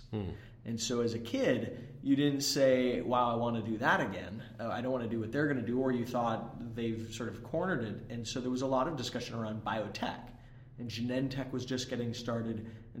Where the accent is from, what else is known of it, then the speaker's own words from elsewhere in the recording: Palo Alto, California, United States; also born or lived in San Francisco; I was. I grew up around Palo Alto. Mm-hmm. I was born there, spent a few years when I was a kid that I do not remember in San Francisco, and then the rest was down in Palo Alto.